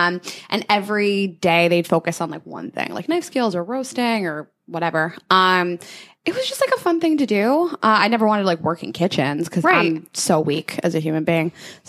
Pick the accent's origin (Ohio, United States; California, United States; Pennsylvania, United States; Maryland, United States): Pennsylvania, United States; Pittsburgh; moved away as an adult; also born or lived in Indiana; now in New York, United States; I grew up in Pittsburgh. I moved here after college. I went to college at Indiana University.